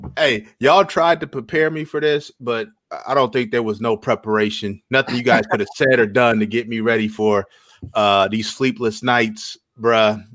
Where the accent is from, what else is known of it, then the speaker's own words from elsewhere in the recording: Iowa, United States; born and raised in Iowa